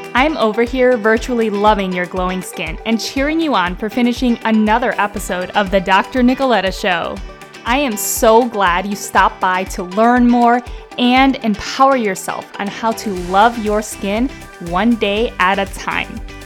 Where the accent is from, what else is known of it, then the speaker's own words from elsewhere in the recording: Cleveland, Ohio, United States; moved away as an adult; now in Arizona, United States; where I grew up in Cleveland, Ohio